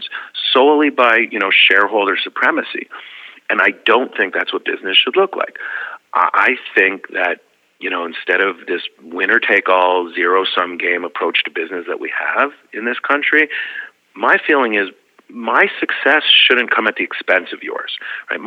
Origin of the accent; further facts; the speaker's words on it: Canada; now in United States; I grew up in a society where it was rooted in the collective good